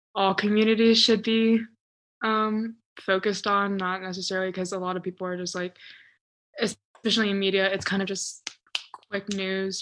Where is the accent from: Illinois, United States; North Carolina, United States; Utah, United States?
North Carolina, United States; Hickory; also born or lived in Chapel Hill, North Carolina; living in Hickory, North Carolina.